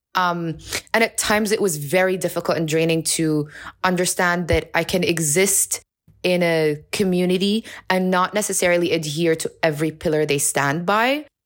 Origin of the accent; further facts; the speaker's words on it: Amman, Amman Governorate, Jordan; moved away as an adult; also born or lived in New York City, United States; now in Amman, Jordan; I was born and raised in Amman. I'm originally Palestinian